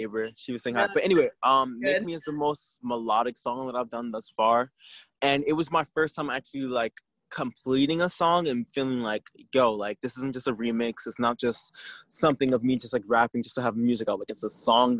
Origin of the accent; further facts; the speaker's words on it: New Jersey, United States; I am from Jersey